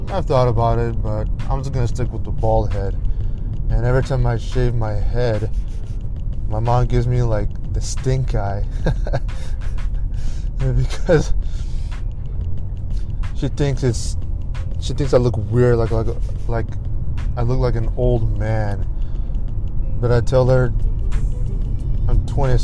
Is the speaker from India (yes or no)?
yes; India; I'm Indian